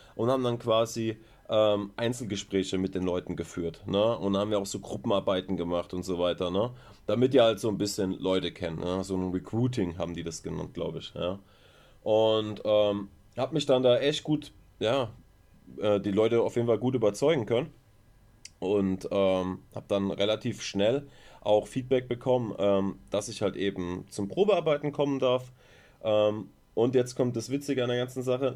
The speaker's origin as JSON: {"language": "German", "town": "Mannheim", "region": "Baden-Württemberg", "country": "Germany", "tie": "born or raised there", "moved": "yes", "lives_now": "Ludwigshafen, Germany", "said": "ich komme gebürtig aus ähm, Mannheim"}